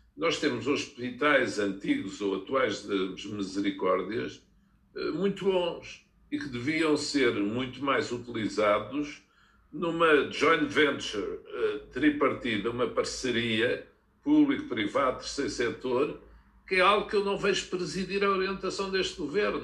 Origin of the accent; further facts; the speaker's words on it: Olivais, Lisbon, Portugal; eu, quando era miúdo, vivi nos Olivais, que tinha ao pé a refinaria de Cabo Ruivo.